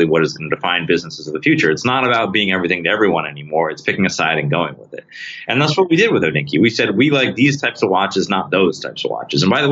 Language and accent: English; Rochester, New York, United States; I'm from Rochester, New York.